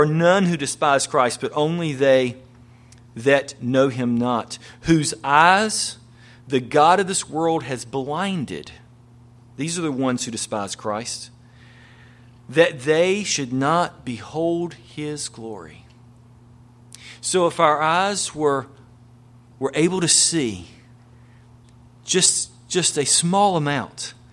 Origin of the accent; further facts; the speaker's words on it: North Carolina, United States; moved away; back home to where I grew up in North Carolina, out in the middle of the country